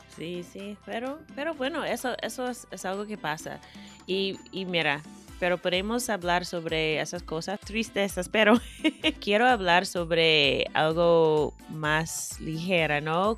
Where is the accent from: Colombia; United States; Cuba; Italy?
United States